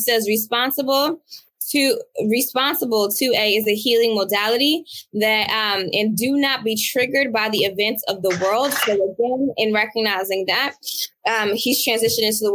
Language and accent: English; Boston, Massachusetts, United States; as a Bostonian, as a first-generation Bostonian